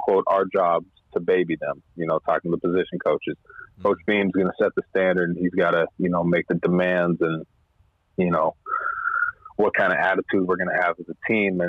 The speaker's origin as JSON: {"language": "English", "town": "Hayward", "region": "California", "country": "United States", "tie": "born or raised there", "also_born_or_lived": "Frankfort, Kentucky", "said": "So I'm from Hayward, born and raised"}